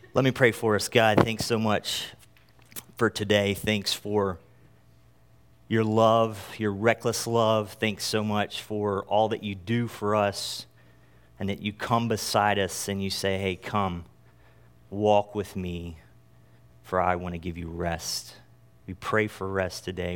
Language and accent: English; North Carolina, United States; moved away; I am from North Carolina originally